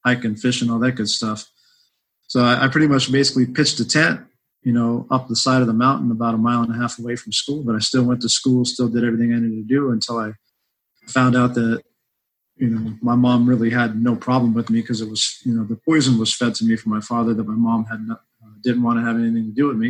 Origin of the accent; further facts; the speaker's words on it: South El Monte, California, United States; also born or lived in Hollywood, California / Sierra Nevada mountains near Yosemite, California; I was actually born in Hollywood, California. I grew up in South El Monte and Baza La Puente, my young childhood life there.